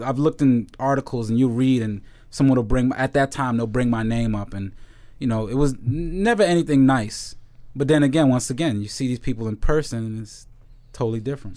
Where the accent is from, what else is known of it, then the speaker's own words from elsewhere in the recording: New York, United States; I'm from the Heights, uh, and, you know, I speak a little Spanish, but, um, but I'm, but my family's from Jamaica